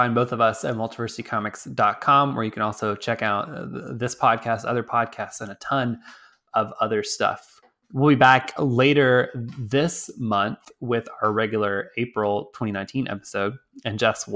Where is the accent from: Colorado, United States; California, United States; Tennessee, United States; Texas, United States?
Texas, United States; moved away; I'm from Texas